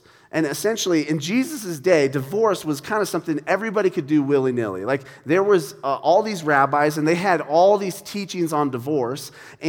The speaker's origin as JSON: {"language": "English", "country": "Ireland", "said": "I'm Irish. I think it's a thing Irish people do."}